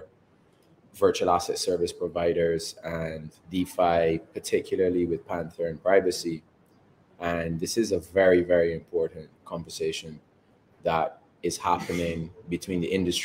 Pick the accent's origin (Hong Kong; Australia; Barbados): Barbados; also born or lived in England / Canada; I was born in England, but raised in Barbados.